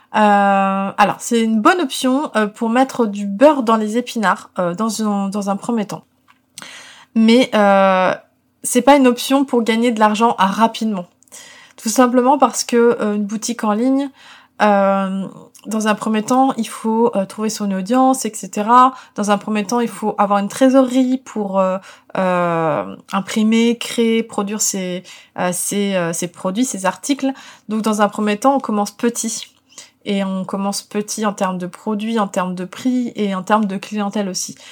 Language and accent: French; Paris, Île-de-France, France; en tant que parisienne